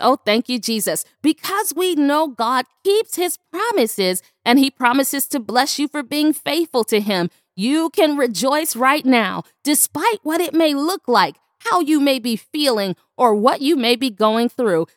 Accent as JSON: {"language": "English", "town": "Buffalo", "region": "New York", "country": "United States", "tie": "born or raised there", "said": "my hometown, Buffalo, New York"}